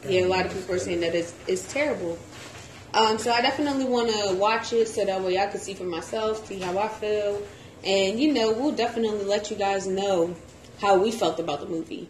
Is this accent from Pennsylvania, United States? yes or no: yes; Philadelphia, Pennsylvania, United States; I'm from Philly too